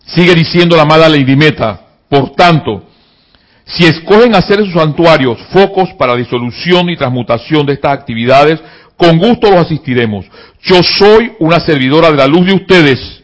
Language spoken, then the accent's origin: Spanish; Panama; acá en mi país, Panamá